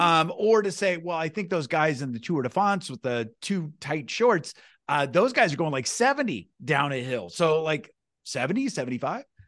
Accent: Newton, United States; I grew up in a small town, I love my small town, I grew up in Newton

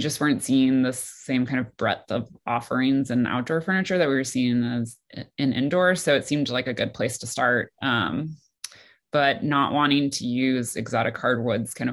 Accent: Detroit, Michigan, United States; moved away as an adult; also born or lived in Shanghai / New York; I grew up in the suburbs of Detroit.

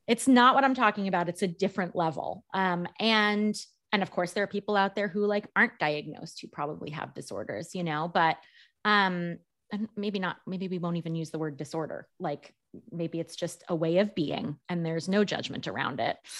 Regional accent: New York, United States; I'm a New Yorker

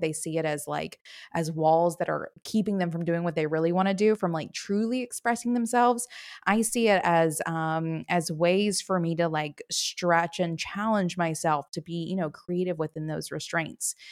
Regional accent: the South, United States; now in Chattanooga, Tennessee, United States; I live in Chattanooga, Tennessee. I've been here for about six years, born and raised in the South

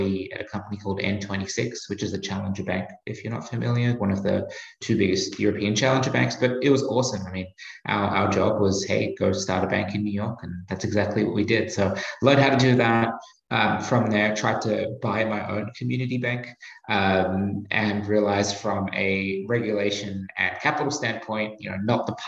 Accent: Australia; accent: Australian; moved away as an adult; also born or lived in Asia / Boston; now in United States; you can probably tell from my accent, I'm Australian

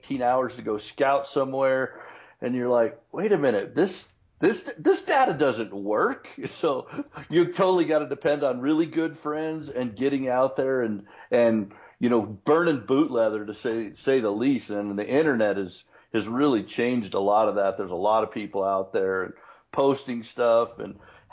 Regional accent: Colorado, United States; grew up in Colorado

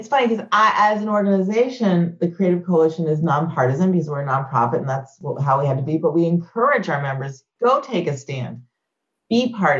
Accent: Clemson, South Carolina, United States; I'm a kid growing up in Clemson, South

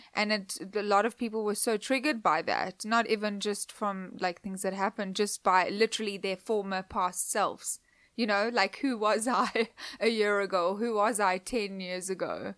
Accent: Cape Town, Western Cape, South Africa; moved away; Cape Town, where I grew up

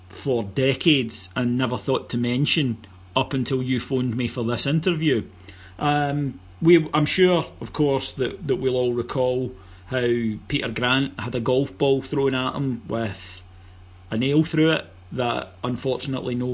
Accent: Cameroon; when I was growing up in Cameroon, I, I listened to the BBC World Service to hear tales of Mark McGhee and Davie Provan playing for the, the, the, famous Celtic.

